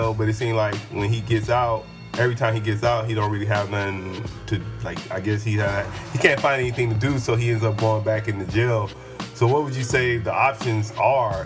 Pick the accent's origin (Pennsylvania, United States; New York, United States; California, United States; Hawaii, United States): California, United States; Oceanside; I'm from Ocean Side